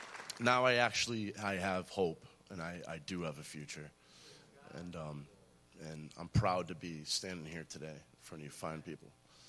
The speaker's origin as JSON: {"language": "English", "region": "Massachusetts", "country": "United States", "also_born_or_lived": "Scotland", "said": "I'm 34 years old. I'm from Western Massachusetts. Where I was born in Scotland. My father was in the Navy. Came back to the United States when I was around two."}